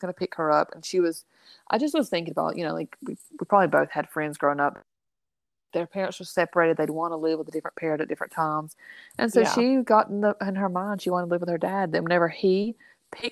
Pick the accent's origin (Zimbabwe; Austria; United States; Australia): United States; the South; born and raised in the South